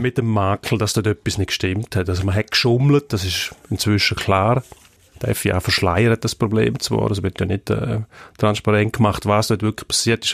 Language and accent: German; Switzerland; bei uns merkt man, in der Schweiz haben wir etwa eine gleichmäßige Verteilung